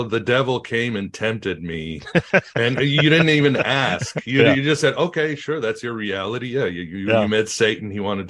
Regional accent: Mexico; I mean, I grew up in Mexico and other places.

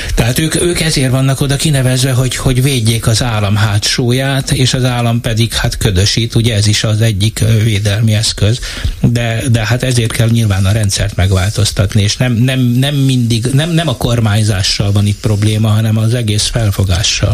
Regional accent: Eger, Heves, Hungary; én Egerből jövök

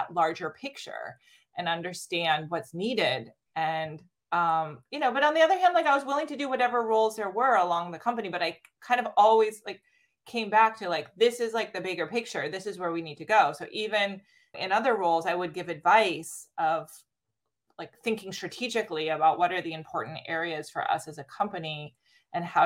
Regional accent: Stanford, California, United States; Growing up on the campus

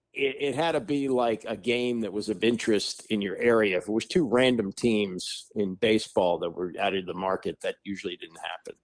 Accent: Washington, District of Columbia, United States; growing up in Washington

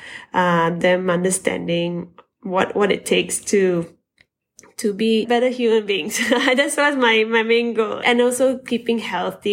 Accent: Malaysia; being a Malaysian carrying the flag for the country

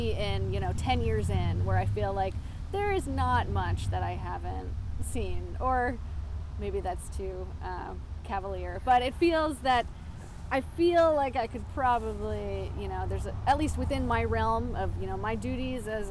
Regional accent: Yarmouth, Maine, United States; I grew up in Yarmouth, so it really feels like kind of a singular spot

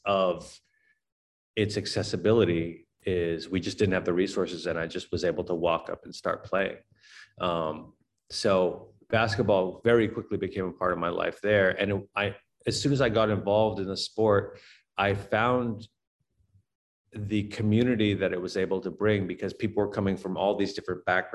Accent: Boston, Massachusetts, United States; I grew up in Boston

